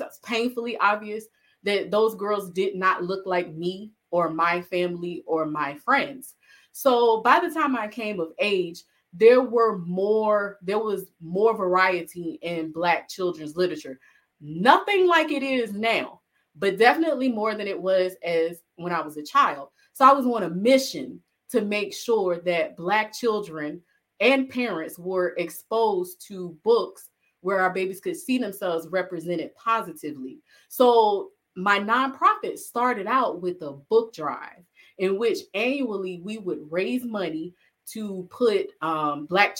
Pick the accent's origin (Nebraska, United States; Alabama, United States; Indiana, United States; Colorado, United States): Alabama, United States; I'm originally from Alabama